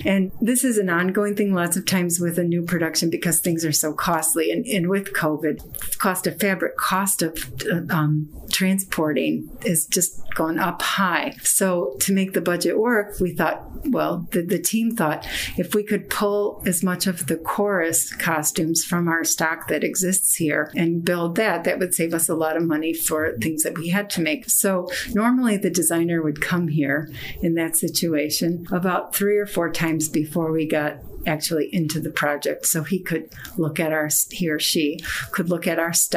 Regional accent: Chicago, Illinois, United States; also born or lived in East Coast; I grew up in Chicago

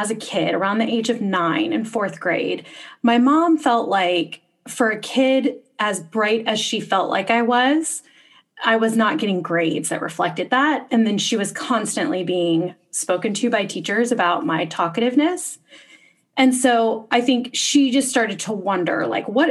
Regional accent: Texas, United States; moved away as an adult; also born or lived in Boston; I was growing up in Texas

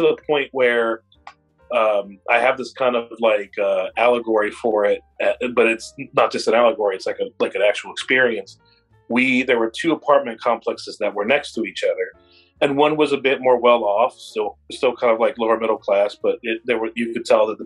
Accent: Indianapolis, Indiana, United States; also born or lived in Florida; now in Seattle, United States; we grew up in Indianapolis

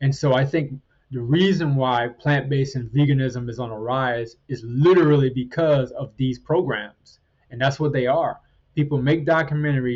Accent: Trinidad & Tobago; moved away; I was born in Trinidad, in the Caribbean, and we had chickens and other animals

